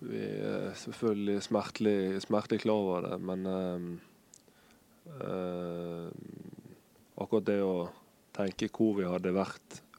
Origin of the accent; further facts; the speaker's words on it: Bergen, Vestland, Norway; Jeg kommer fra Bergen.